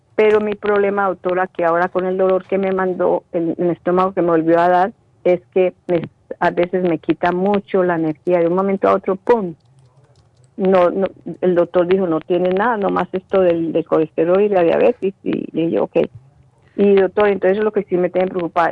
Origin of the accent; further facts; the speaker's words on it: Colombia; moved away; en Colombia, en mi país